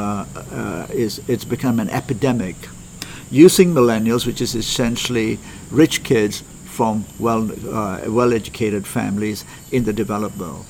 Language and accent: English; Malaysia; I come from Malaysia